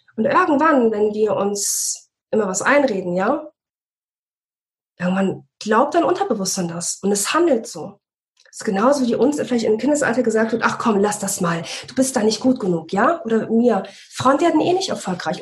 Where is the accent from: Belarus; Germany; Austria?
Germany; Bremen; moved away; wir kommen ursprünglich aus Bremen